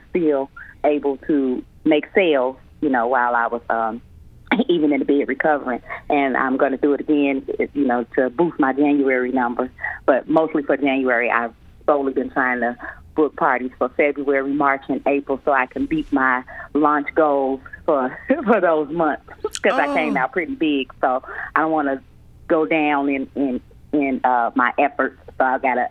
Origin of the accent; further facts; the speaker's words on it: Chicago, Illinois, United States; I grew up in Chicago